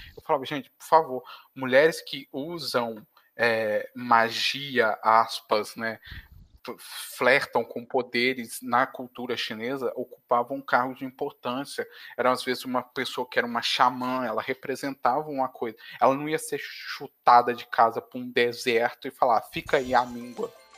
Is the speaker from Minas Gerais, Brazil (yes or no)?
yes; Minas Gerais, Brazil; eu sou de Minas